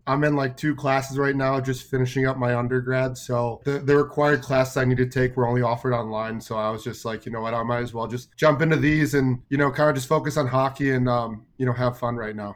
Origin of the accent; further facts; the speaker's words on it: Chicago, Illinois, United States; moved away as an adult; also born or lived in New Jersey; now in Tucson, United States; I grew up in Chicago, um, played triple A growing up